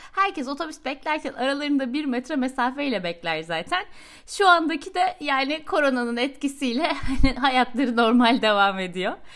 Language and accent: Turkish; Turkey; moved away as an adult; now in Sweden